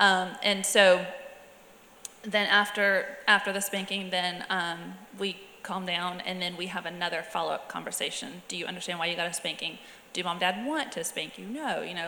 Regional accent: Alabama, United States; also born or lived in South Georgia; But I mean, growing up in South Alabama, South Georgia, like the switch is a thing.

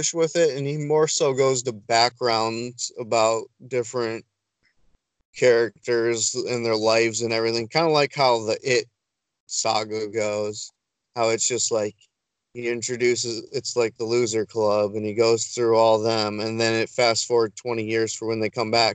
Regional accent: Detroit, Michigan, United States; I'm from Metro Detroit

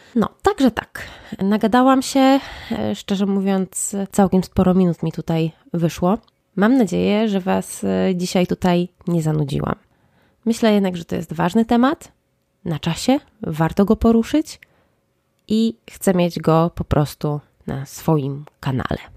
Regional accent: Łódź, Łódź Voivodeship, Poland; jestem z Łodzi

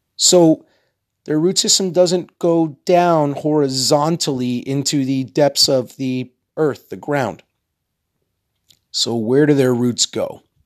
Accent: Texas, United States; I'm from Texas

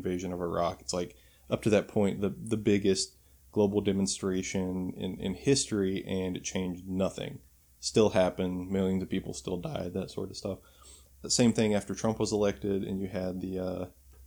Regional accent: Kentucky, United States; in Louisville, Kentucky, in my home state

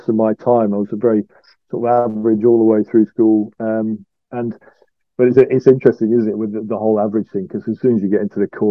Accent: Beverley, Yorkshire and the Humber, United Kingdom; also born or lived in Lincoln; I grew up in Yorkshire, in East Yorkshire, in a little place called Beverley

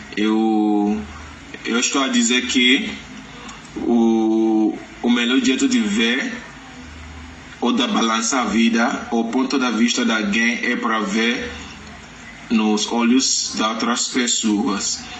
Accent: Lagos, Nigeria; Portuguese is a second language; moved away; also born or lived in Ondo State; venho da Nigeria, do estado de Ondo, mas nas, nasci em Lagos e cresci em Lagos

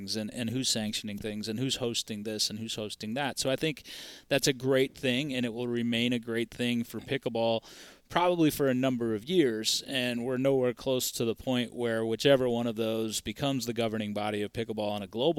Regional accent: Minneapolis, Minnesota, United States; I'm from Minneapolis

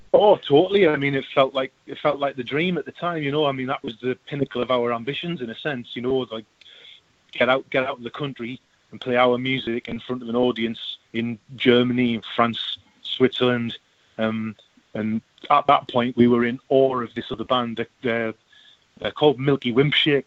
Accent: Sunderland, North East England, United Kingdom; moved away as an adult; now in Newcastle upon Tyne, United Kingdom; I'm, I'm from Sunderland.

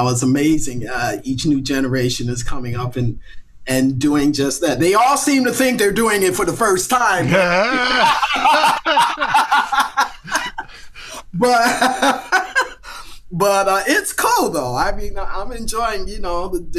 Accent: Virginia, United States; I grew up in Virginia

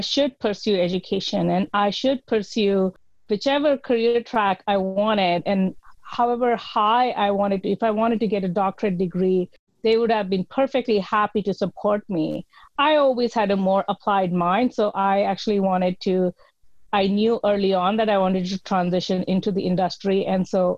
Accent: India; Yes. I grew up in the Indian Army, and I was strongly influenced by my parents and what was familiar to me.

